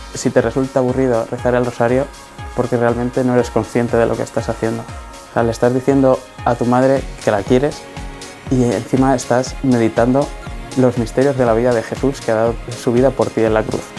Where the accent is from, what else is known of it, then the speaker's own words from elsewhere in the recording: Madrid, Community of Madrid, Spain; tengo 23 años, soy de Madrid